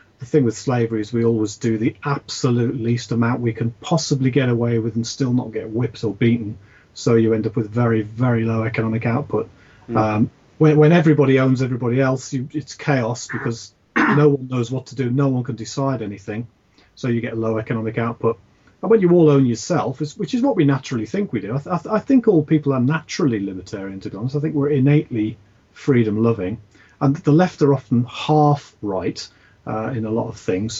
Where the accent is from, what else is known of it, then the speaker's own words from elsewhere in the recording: United Kingdom; we sort of, as British people